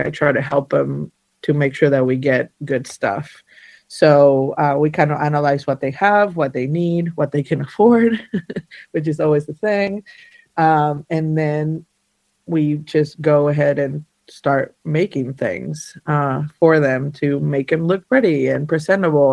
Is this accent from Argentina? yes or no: yes; Argentina; now in North Carolina, United States; I was born and raised in Argentina. Uh, I'm an Argentinian Jew. Uh, somehow I ended up in the mountains of North Carolina